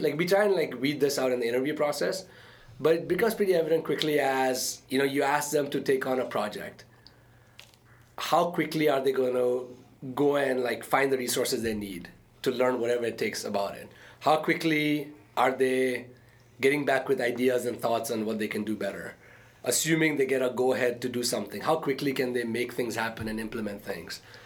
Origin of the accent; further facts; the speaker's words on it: Dubai, United Arab Emirates; moved away as an adult; also born or lived in India / Arkansas, United States; now in United States; I was born in India, uh, okay. uh, but my parents lived in Dubai. Uh, and I grew up in Dubai